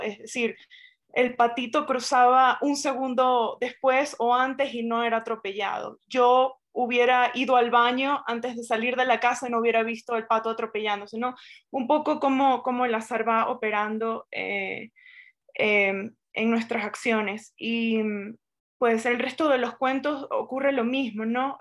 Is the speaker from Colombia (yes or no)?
no; Venezuela; nosotros como venezolanos